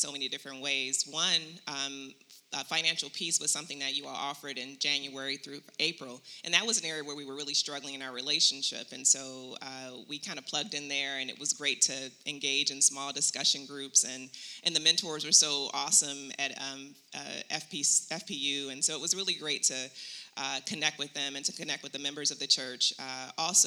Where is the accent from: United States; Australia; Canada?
United States; Chicago, Illinois; moved away as an adult; now in Phoenix, United States; I'm from Chicago, Illinois